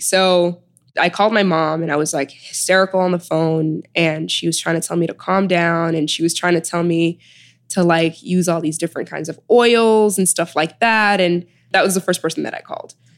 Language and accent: English; Chicago, Illinois, United States; moved away as an adult; also born or lived in Sudan / New Haven; now in New York, United States; I was born in Sudan and I was raised in Chicago